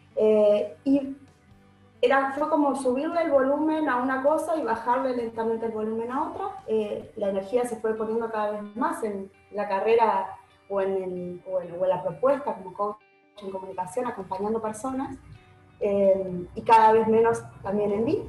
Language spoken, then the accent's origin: Spanish; Uruguay; moved away as an adult; also born or lived in Argentina; now in Buenos Aires, Argentina; mucha gente cree que soy uruguaya, en realidad soy mixta, mi familia entera es uruguaya, viví en, nací en Argentina, nos volvimos a Uruguay y desde Uruguay me volví a mudar acá hace 20 años